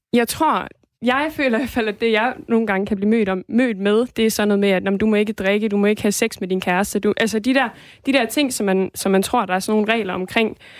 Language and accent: Danish; Denmark; jeg er dansker